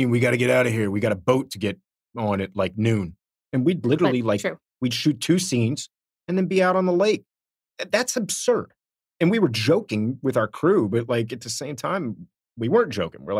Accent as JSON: {"language": "English", "town": "Miami", "region": "Florida", "country": "United States", "tie": "born or raised there", "said": "I grew up in Miami."}